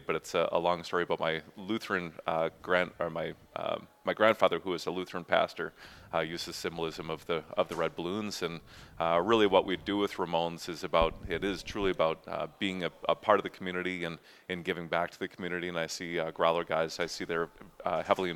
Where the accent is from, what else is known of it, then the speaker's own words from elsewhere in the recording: Eau Claire, Wisconsin, United States; being born and raised in Eau Claire